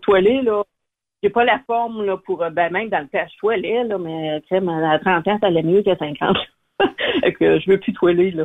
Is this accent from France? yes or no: no; Abitibi, Quebec, Canada; je suis native de l'Abitibi